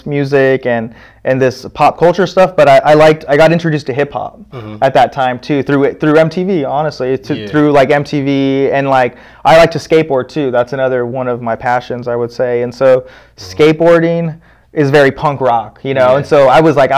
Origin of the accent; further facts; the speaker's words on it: Palm Springs, California, United States; I was born in Palm Springs